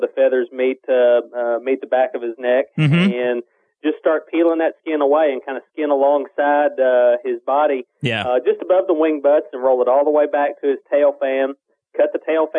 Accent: Kentucky, United States; I grew up turkey hunting in Kentucky, it was pretty hilly country

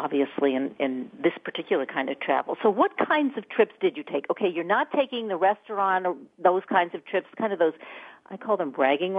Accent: Maine, United States; also born or lived in New York State; now in New York, United States; I'm from Maine originally.

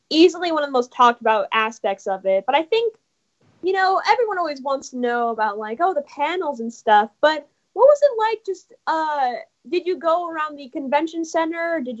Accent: Los Angeles, California, United States; welcome back. … from Los Angeles, California, and you're listening to Kids First Coming Attractions.

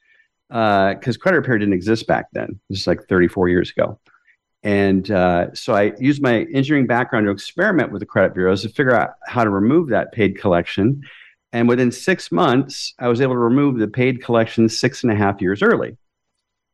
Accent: Fort Wayne, Indiana, United States; also born or lived in Tulsa; When I moved from Tulsa back home to Fort Wayne

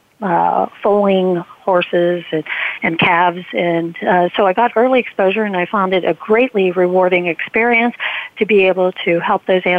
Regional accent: Ohio, United States; now in Cranberry, United States; We had all sorts of animals on the farm growing up in Ohio

